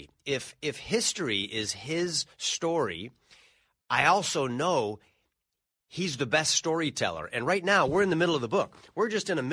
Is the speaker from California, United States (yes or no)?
yes; California, United States; I come from California, the land of loose